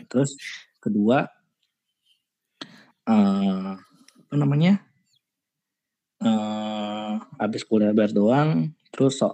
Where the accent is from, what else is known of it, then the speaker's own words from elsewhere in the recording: Indonesia; now in Malaysia; Bertiga sama sebagai orang Indo.